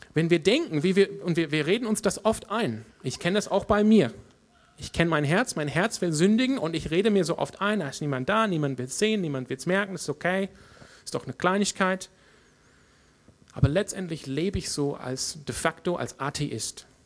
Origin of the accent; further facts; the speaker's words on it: Australia; German is a second language; now in Freiburg, Germany; in meiner Heimat Australien